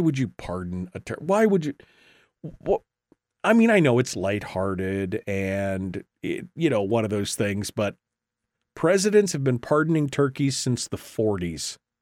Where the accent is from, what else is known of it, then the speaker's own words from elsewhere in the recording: Alaska, United States; I was born and raised in Alaska